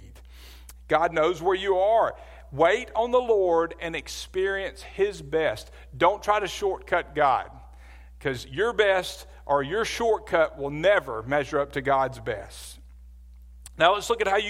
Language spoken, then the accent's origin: English; Birmingham, Alabama, United States; I grew up in Birmingham, Alabama.